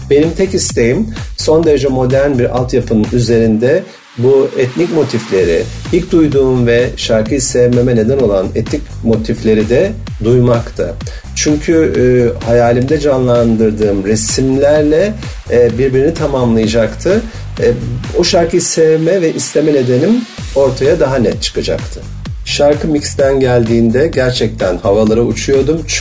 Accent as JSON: {"language": "Turkish", "region": "Black Sea Region", "country": "Turkey", "tie": "born there", "said": "E, ben de Karadeniz'de doğdum"}